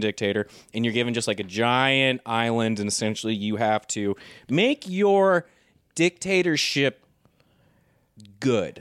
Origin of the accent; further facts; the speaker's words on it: United States; I'm a hardcore American